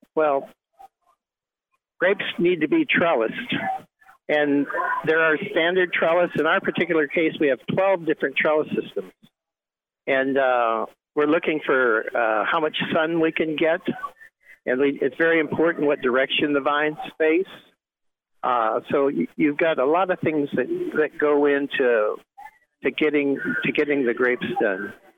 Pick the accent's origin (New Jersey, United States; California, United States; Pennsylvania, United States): California, United States; Bakersfield; also born or lived in Santa Maria, California / Paso Robles, California; I grew up near Bakersfield, where it's hot and they grow wine grapes